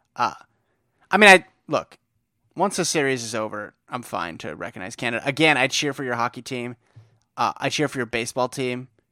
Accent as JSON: {"language": "English", "area": "East Bay", "region": "California", "country": "United States", "tie": "born or raised there", "said": "growing up in the East Bay"}